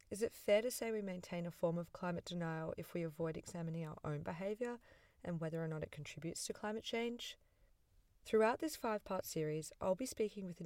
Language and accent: English; Australia; I'm an Australian writer, student, and parent